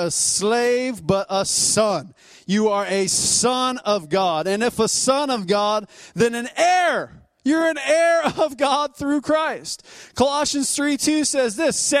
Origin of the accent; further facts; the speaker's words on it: United States; I was born here in the United States